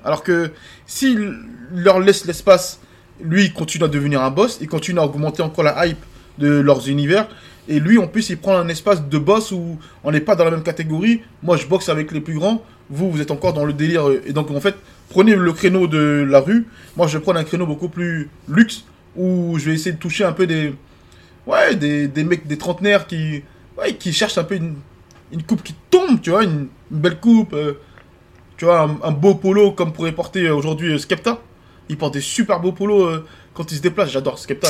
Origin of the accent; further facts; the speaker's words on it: France; also born or lived in Ivory Coast; Moi, je suis ivoirien. J'ai grandi en France, j'ai les deux cultures